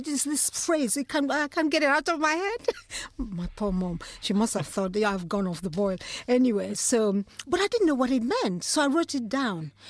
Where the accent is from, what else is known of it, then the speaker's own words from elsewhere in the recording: Nigeria; moved away; growing up in Nigeria.